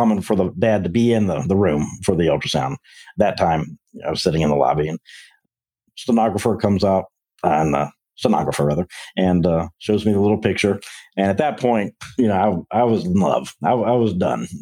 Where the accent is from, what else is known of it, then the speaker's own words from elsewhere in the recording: Memphis, Tennessee, United States; moved away as an adult; now in Texas, United States; born and raised in Memphis